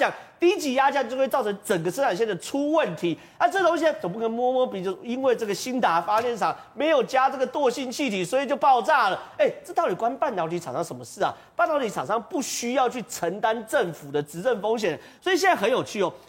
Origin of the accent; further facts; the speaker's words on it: northern Taiwan, Taiwan; 所以变成说我北部人，我们其实很对不起南部，